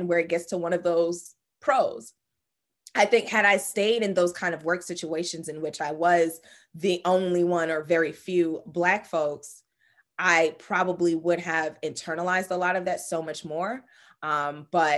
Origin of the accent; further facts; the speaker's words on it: United States; being the American-born child of a Jamaican man, Guyanese woman who, you know, immigrated to this country